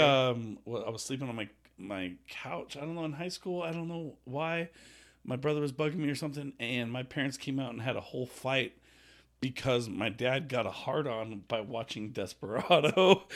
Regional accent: Las Vegas, Nevada, United States; We're from Vegas

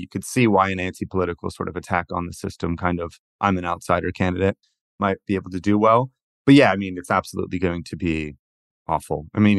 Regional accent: California, United States; And like, I'm from California, like Arnold Schwarzenegger was one of these

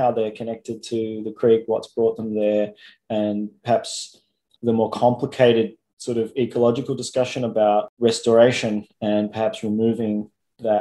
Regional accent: Melbourne, Victoria, Australia; I'm an artist from Melbourne

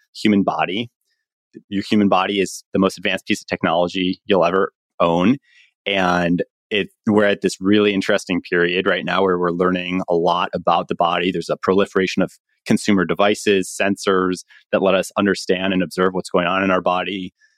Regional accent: Chicago, Illinois, United States; moved away as an adult; also born or lived in Stanford, California; I'm from Chicago, went to public school in, in Chicago

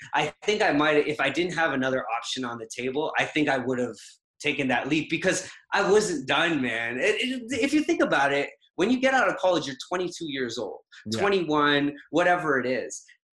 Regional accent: Trinidad & Tobago; moved away; So I relocated from originally, everything is the Caribbean. So Trinidad.

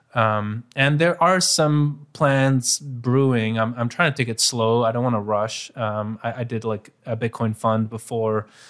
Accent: Bruges, Flanders, Belgium; my hometown Bruges

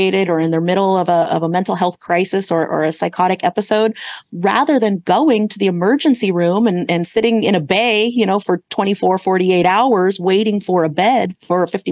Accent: Santa Clara, California, United States; moved away as an adult; now in Sacramento, United States; I grew up in the Bay Area. So I grew up in the Santa Clara area

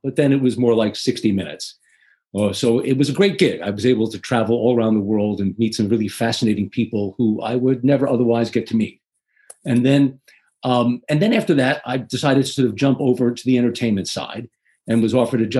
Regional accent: New York City, New York, United States; I grew up in the Bronx, New York, in a working class Irish-Italian neighborhood.

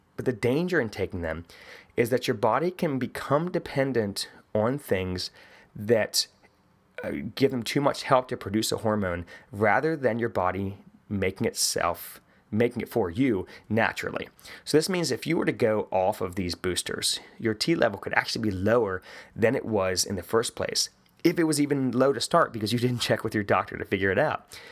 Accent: West Virginia, United States; I'm from West Virginia

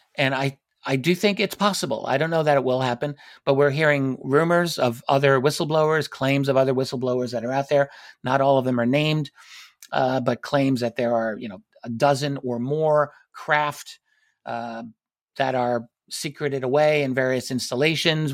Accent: United States; I'm, I'm an American citizen. I'm here in the United States

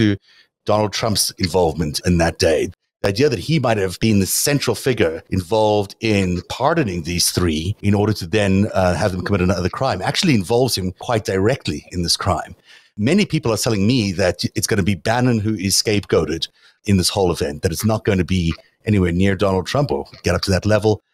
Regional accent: South Africa; moved away; I grew up in South Africa, so I have a good idea of what it's like to grow up in a fascist country

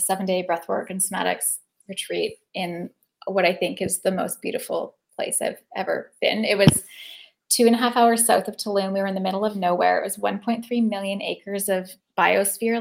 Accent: Lake Cowichan, British Columbia, Canada; also born or lived in Mill Bay / Nanaimo; now in Victoria, Canada; I'm from Lake Cowichan.

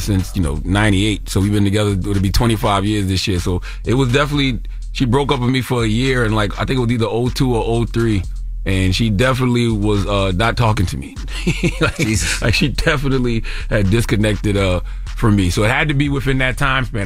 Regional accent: South Carolina, United States; I'm a Gamecock fan because I'm from South Carolina

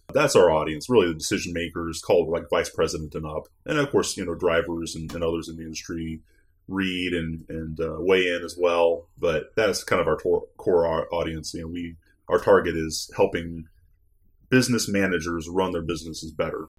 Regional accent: Northwest Ohio, United States; I'm from Northwest Ohio originally

